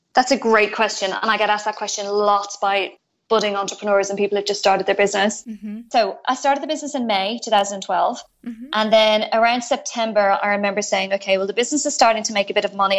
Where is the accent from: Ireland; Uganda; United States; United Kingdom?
Ireland; moved away as an adult; now in Australia; I'm originally from Ireland mm-hmm. and I moved to Australia seven years ago next month